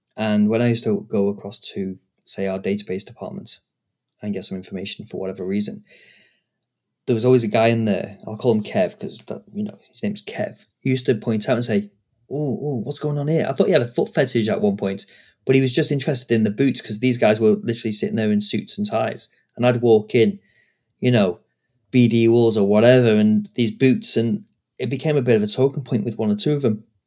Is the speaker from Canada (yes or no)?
no; United Kingdom; I'm British